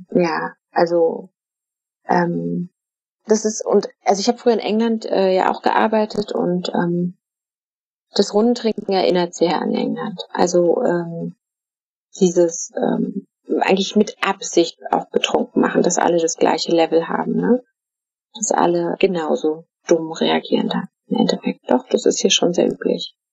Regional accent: Frankfurt, Brandenburg, Germany; Also ich bin ja in Frankfurt oder aufgewachsen, das Polen auf der anderen Seite, man konnte aber nicht dahin, äh, weil die Grenze komplett geschlossen war für Deutsche.

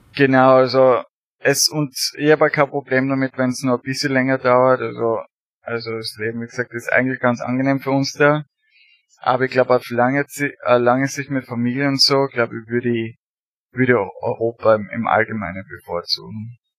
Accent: Austria; moved away as an adult; now in United States; als Österreicher

